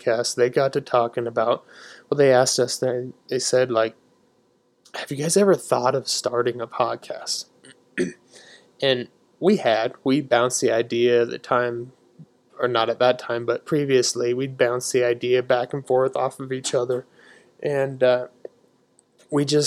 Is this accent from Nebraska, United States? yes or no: yes; Nebraska, United States; we're from Nebraska